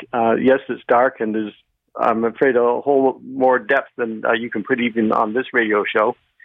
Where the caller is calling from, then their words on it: Milton, Ontario, Canada; I'm calling from Milton.